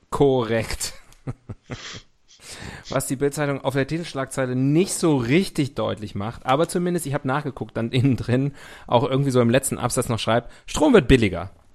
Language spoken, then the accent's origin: German; West Germany, Germany; Ich bin aus dem Westen. Ich bin mit dem Kapitalismus aufgewachsen